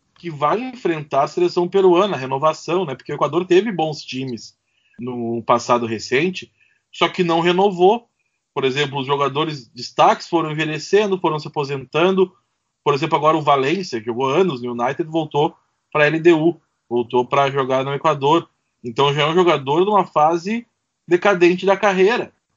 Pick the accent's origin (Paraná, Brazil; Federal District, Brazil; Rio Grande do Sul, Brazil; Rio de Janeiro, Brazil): Rio Grande do Sul, Brazil; Porto Alegre; eu sou aqui de Porto Alegre